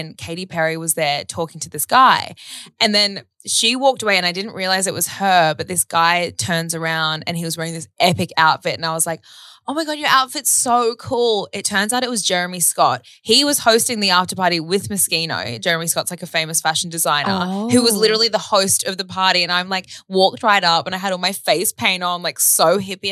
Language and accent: English; Australia; accent: Australian; They love our accents.